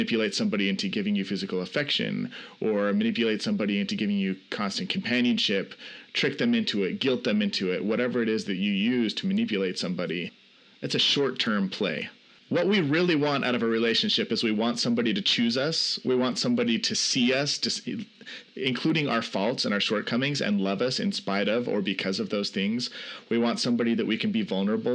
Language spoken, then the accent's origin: English; Salt Lake City, Utah, United States; I'm from Salt Lake City, Utah